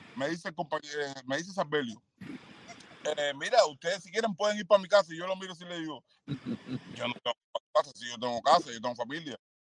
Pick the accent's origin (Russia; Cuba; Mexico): Cuba; moved away as an adult; como cubano